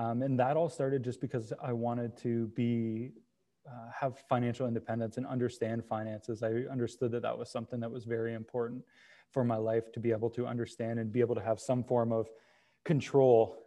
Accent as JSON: {"language": "English", "town": "Brantford", "region": "Ontario", "country": "Canada", "tie": "born or raised there", "said": "I grew up here. I was born in Brantford and I've been raised. It's Brantford and Brant County have been my home for the last 29 years"}